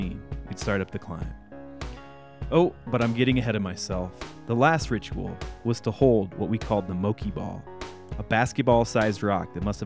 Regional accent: Illinois, United States; As a kid growing up in Illinois in the 1990s

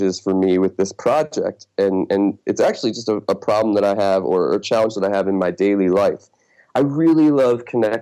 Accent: Detroit, Michigan, United States; now in New York City, United States; I'm originally from the Detroit area in Michigan

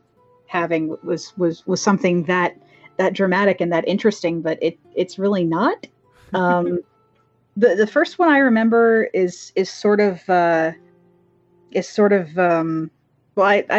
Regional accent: Dublin, Pennsylvania, United States; moved away as an adult; also born or lived in Doylestown, Pennsylvania; now in Virginia, United States; I lived in Bucks County, Pennsylvania for most of my life. I grew up in Dublin, and until I moved down to Virginia, I lived in Doylestown.

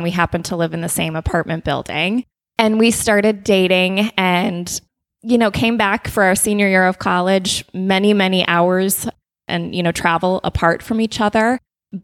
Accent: Minnesota, United States; moved away as an adult; also born or lived in North Dakota; now in Indianapolis, United States; I grew up in Minnesota, about 20 minutes east of the Twin Cities, and ended up at the University of North Dakota for college

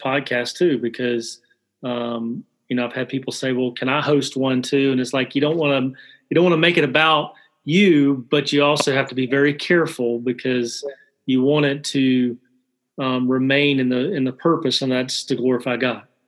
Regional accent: Alabama, United States; I'm originally from Alabama

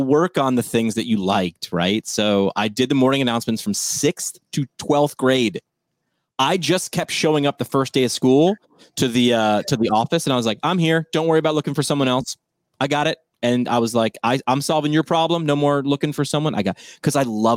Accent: New York, United States; where I grew up in New York

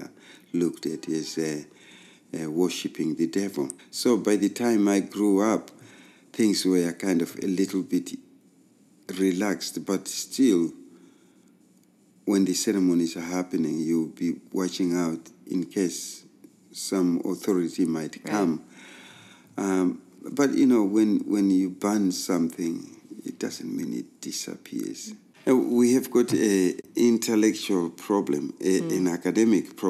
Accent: Zimbabwe; I was born in Rhodesia, which was a British colony, basically, and there was an apartheid system. I grew up in what they called reserves

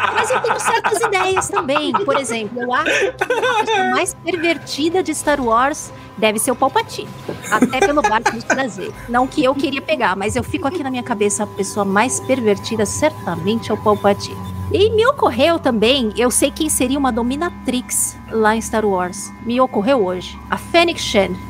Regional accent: São Paulo, Brazil; eu sou de São Paulo também, paulista.

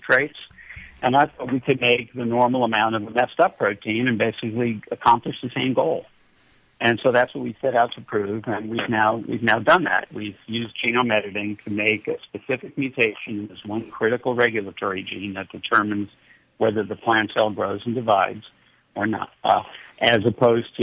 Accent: New York City, New York, United States; moved away; also born or lived in San Diego; I grew up in New York City, and I couldn't tell a cow from a cauliflower until I was about 12 years old

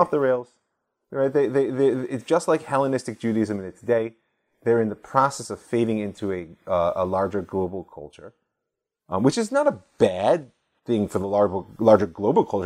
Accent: United States; moved away as an adult; now in Israel; growing up as an American Jew in suburbia

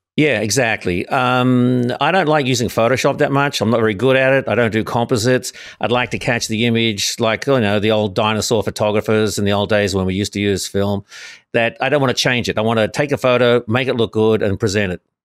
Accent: Sydney, New South Wales, Australia; moved away as an adult; now in Los Angeles, United States; originally born in Sydney, Australia

